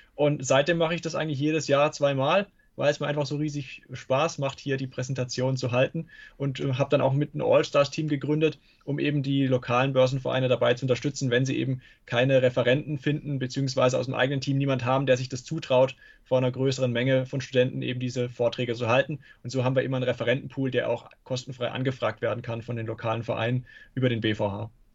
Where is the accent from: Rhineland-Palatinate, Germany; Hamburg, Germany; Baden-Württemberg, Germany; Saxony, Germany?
Baden-Württemberg, Germany; Karlsruhe; Aus Karlsruhe